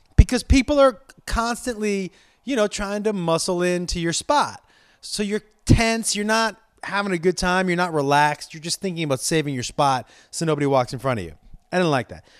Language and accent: English; Los Angeles, California, United States; I'm from Los, uh, Los Angeles